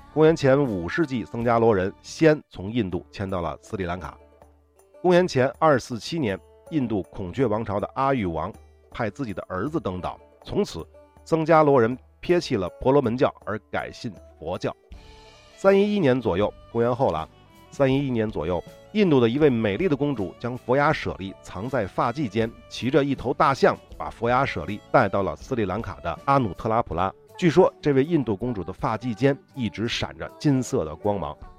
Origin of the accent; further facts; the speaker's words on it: China; 我们中国人